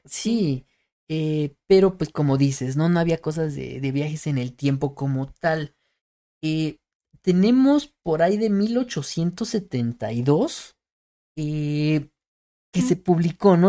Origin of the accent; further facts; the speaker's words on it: Mexico; soy mexicano y todo el rollo, no somos güeros de ojos verdes